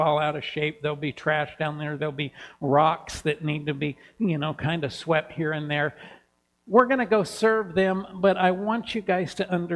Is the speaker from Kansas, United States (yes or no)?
yes; Kansas, United States; now in Helena, United States; growing up in Kansas in a small town, every house in our neighborhood had a porch and a porch swing.